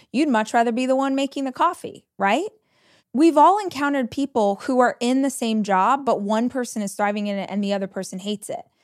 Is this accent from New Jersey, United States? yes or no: no; Southern California, United States; born or raised there; moved away as an adult; now in Austin, United States